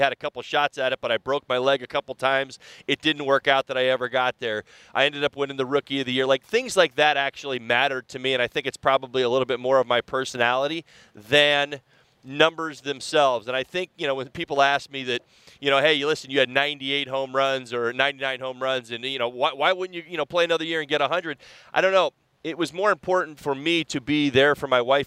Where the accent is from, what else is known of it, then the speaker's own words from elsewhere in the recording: Cherry Hill, New Jersey, United States; now in Miami, United States; Growing up in Cherry Hill, just outside of Philly